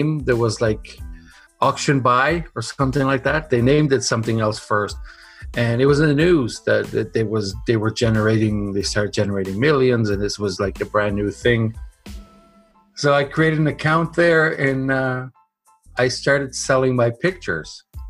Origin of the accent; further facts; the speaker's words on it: Portugal; moved away; also born or lived in Canada; I was born in Canada, but then moved to Europe when I was five. And because it was so nice there where we were in Portugal, I stayed there for 25 years.